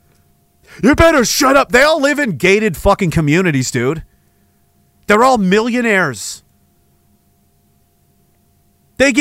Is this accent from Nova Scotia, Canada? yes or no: yes; Nova Scotia, Canada; Small town, Nova Scotia, in the middle of nowhere, fishing village.